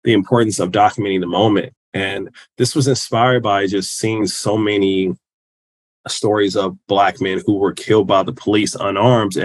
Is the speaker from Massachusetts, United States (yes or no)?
no; Kansas City, Missouri, United States; I'm from Kansas City, Missouri.